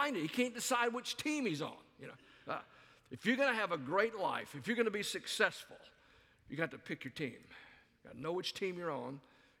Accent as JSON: {"language": "English", "region": "the South", "country": "United States", "tie": "born or raised there", "also_born_or_lived": "Albuquerque, New Mexico / Dallas, Texas / South Carolina", "moved": "as an adult", "said": "I grew up in the South"}